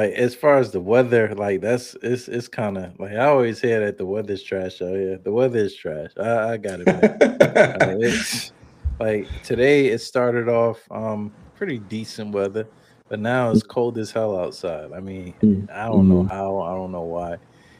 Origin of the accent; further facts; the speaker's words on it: Brooklyn, New York, United States; now in Chicago, United States; I'm from Brooklyn, New York, man.